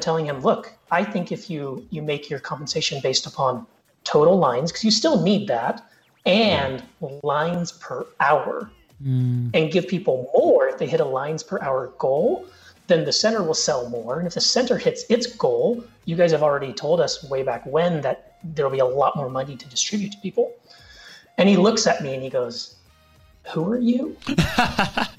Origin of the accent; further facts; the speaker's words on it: Colorado, United States; I grew up in Colorado